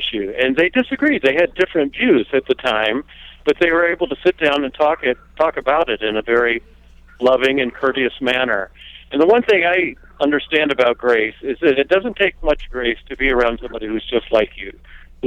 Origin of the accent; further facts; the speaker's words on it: the South, United States; I grew up in the South just as the Civil Rights Movement was getting underway